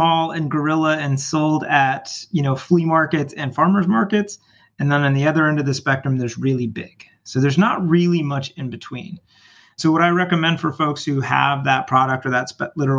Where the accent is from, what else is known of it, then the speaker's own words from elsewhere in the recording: California, United States; moved away as an adult; also born or lived in Michigan; now in Chicago, United States; I'm from California, born and raised